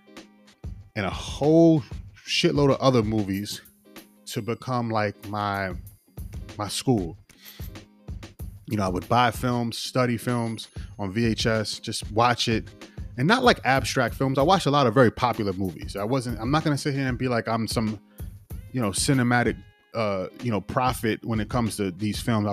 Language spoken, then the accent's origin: English; Yonkers, New York, United States; I'm from Yonkers, the area in Yonkers I'm from, the block, the 3-block radius had a lot of, you know, influential artists